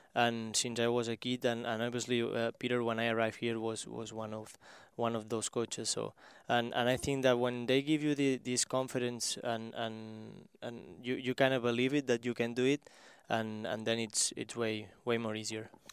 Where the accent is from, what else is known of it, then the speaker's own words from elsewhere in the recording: small town near Barcelona, Catalonia, Spain; English is a second language; moved away as an adult; now in Kansas City, United States; I was in my, my hometown, which is, uh, four thousand people there, uh, small, small one